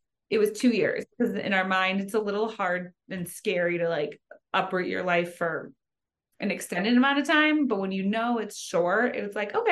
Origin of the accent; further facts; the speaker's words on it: Zionsville, Indiana, United States; moved away as an adult; also born or lived in Chicago / St. Thomas, US Virgin Islands; now in Denver, United States; So my mom and I moved to Zionsville when I was in fifth grade. So my family's all from Chicago